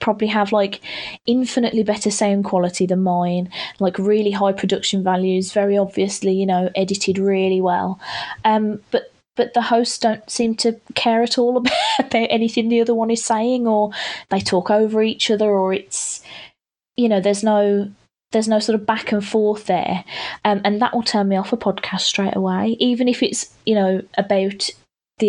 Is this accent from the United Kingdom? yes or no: yes; United Kingdom; I'm being so British